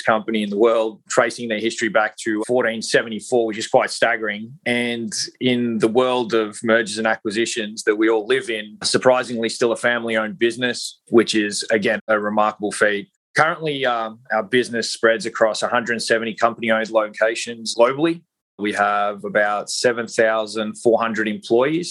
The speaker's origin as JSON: {"language": "English", "country": "Australia", "moved": "yes", "lives_now": "Southern California, United States", "said": "I am not a native of the US. I'm originally from Australia, currently reside in Southern California"}